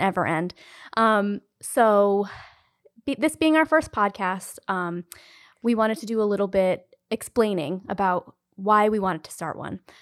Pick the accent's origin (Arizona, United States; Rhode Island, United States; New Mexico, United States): Rhode Island, United States; Cumberland; being from Rhode Island my whole life, I grew up in Cumberland.